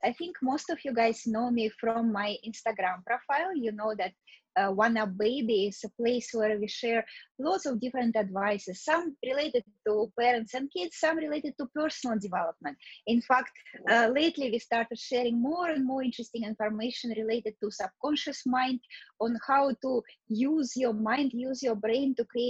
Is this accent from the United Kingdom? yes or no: no; Russia; born there; moved away; also born or lived in Canada / New York City, United States; yes, I was born in Russia, but I left Russia many years ago. I went to Canada. I completed my education in Canada. I did some work in Canada, moved to America, and actually spent most of my life in New York City.